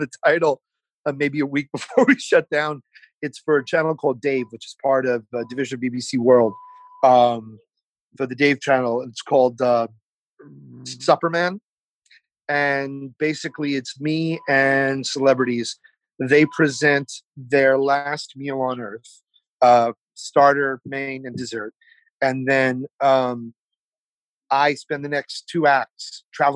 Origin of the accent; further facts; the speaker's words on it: New York City, New York, United States; also born or lived in Montgomery, Alabama; I was an idiot as a kid growing up in Brooklyn.